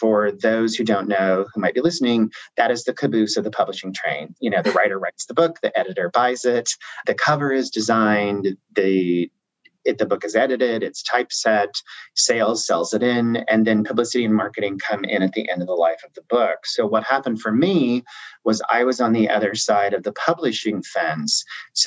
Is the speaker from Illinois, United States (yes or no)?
yes; Southern Illinois, United States; moved away as an adult; now in New York, United States; I grew up in Southern Illinois, and I went to SIU, Southern Illinois University, Carbondale